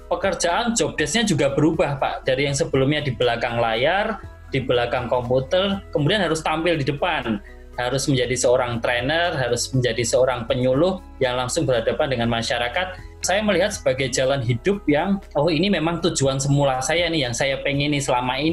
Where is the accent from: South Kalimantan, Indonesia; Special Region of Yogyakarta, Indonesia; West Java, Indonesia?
Special Region of Yogyakarta, Indonesia; Yogyakarta; Saya diberikan jalan untuk hijrah menuju tempat yang sebelumnya ini menjadi sebuah kampung halaman saya ya di Yogyakarta ya.